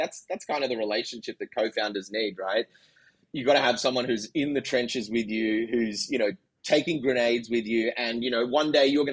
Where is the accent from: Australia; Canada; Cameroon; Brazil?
Australia; Sydney, New South Wales; moved away as an adult; also born or lived in San Francisco; I'm from Sydney, Australia.